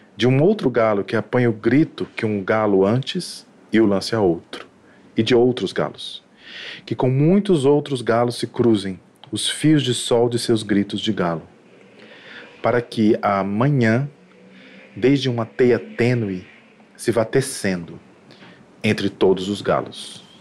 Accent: Recife, Pernambuco, Brazil; sou de Recife

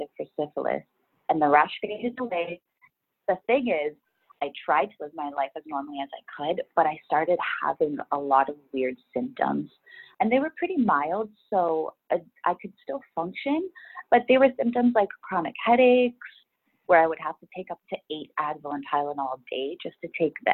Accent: Ontario, Canada; moved away as an adult; also born or lived in Woodbridge, Ontario; now in Vancouver, Canada; I grew up in Ontario, Canada

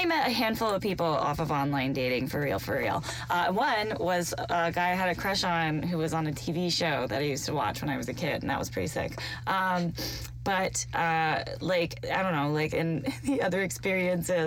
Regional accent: London, Ontario, Canada; I'm from London, Ontario

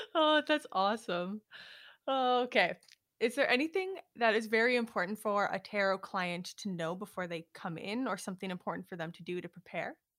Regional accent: Prince Albert, Saskatchewan, Canada; moved away; back in my hometown in Prince Albert

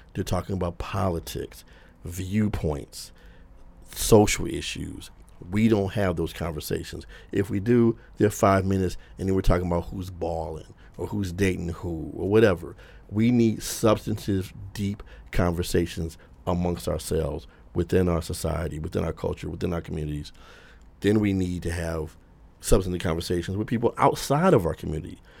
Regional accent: Detroit, Michigan, United States; now in New York, United States; growing up in Detroit

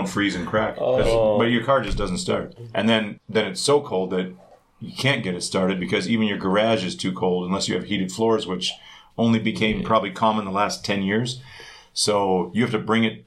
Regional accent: Winnipeg, Manitoba, Canada; moved away; I'm from Winterpeg

